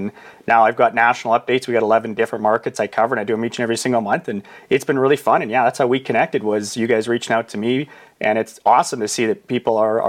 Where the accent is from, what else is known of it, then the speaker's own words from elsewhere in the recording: Saskatchewan, Canada; I called it Bald Prairie Real Estate as a play on the fact that I have no hair and I'm from Saskatchewan.